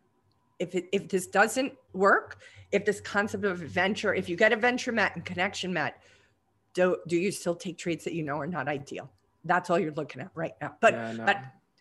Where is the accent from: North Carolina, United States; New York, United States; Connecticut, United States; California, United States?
New York, United States; moved away; as a New Yorker, I'm not used to earthquakes even